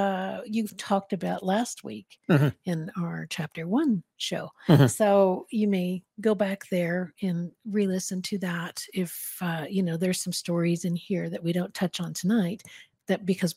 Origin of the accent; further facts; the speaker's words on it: Santa Fe, New Mexico, United States; I was born and raised in Santa Fe, and my family lives here, not far from the school.